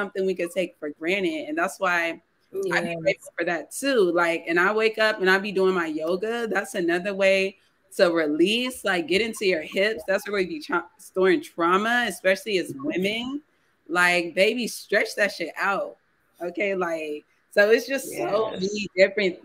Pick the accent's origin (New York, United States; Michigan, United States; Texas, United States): Texas, United States; San Antonio; we're both from San Antonio